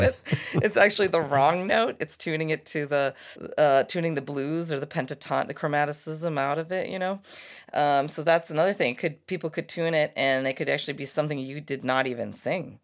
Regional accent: United States; I'm a couple generations here American, but my mom's Irish family

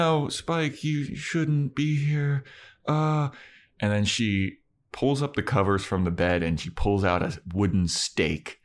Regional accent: Baltimore, Maryland, United States; moved away; I'm from Baltimore

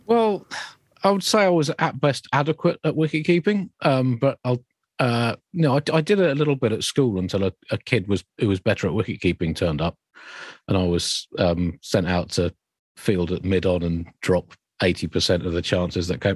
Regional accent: Kent, South East England, United Kingdom; I grew up in Kent

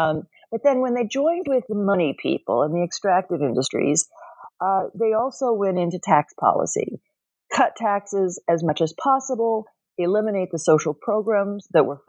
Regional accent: Oklahoma, United States; I should explain that I grew up Protestant in Oklahoma, so this was happening around me.

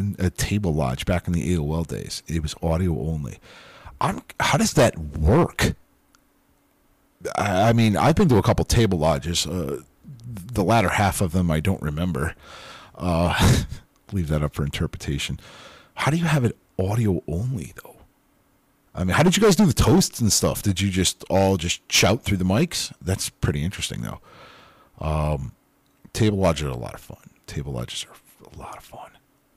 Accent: Connecticut, United States; I'm from Connecticut.

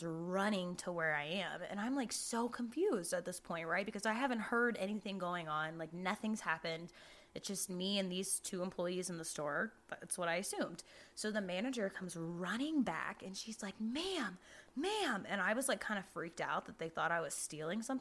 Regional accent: Jacksonville, Florida, United States; moved away; I'm from Jacksonville

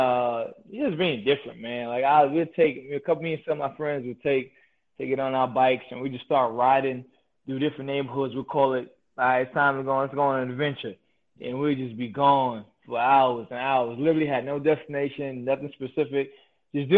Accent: New York City, New York, United States; I grew up in Queens, New York

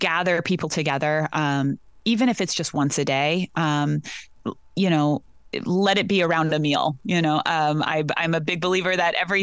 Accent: Rancho San Julian, California's Central Coast, United States; I grew up on the ranch, and I went away for a while, and I came back

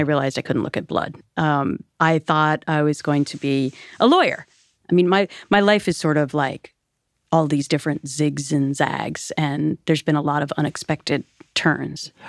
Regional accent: Minnesota, United States; moved away; I grew up on the Mississippi River in Minnesota.

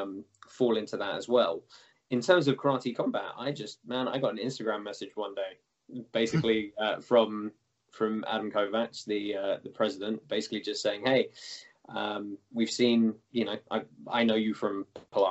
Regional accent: England, United Kingdom; moved away; I come from small domestic MMA background in the UK originally

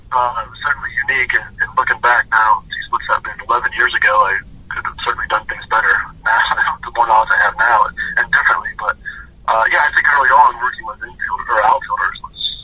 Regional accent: Ohio, United States; moved away as an adult; also born or lived in Texas / Florida / Illinois / Kentucky; now in New York, United States; growing up in Ohio

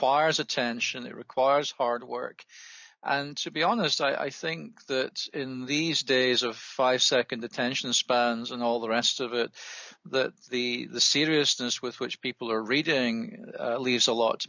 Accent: Scotland, United Kingdom; also born or lived in England; I am a Scot by origin. I grew up near Glasgow and was educated initially in that region, including an undergraduate degree at the University of Glasgow.

